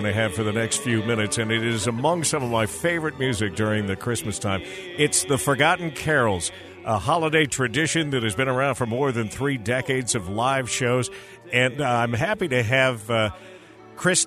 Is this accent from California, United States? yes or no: no; Pocatello, Idaho, United States; My hometown is Pocatello.